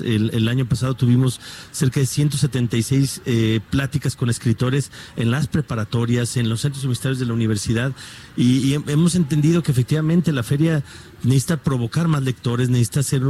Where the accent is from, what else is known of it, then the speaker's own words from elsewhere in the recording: Guadalajara, Jalisco, Mexico; como tapatío, como mexicano, como rector